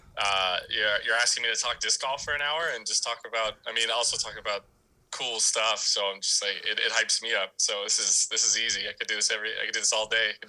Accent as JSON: {"language": "English", "town": "Dallas", "region": "Texas", "country": "United States", "tie": "born or raised there", "also_born_or_lived": "St. Louis, Missouri / Salt Lake City, Utah", "moved": "yes", "said": "I spent actually most of my life in Dallas, Fort Worth, Texas"}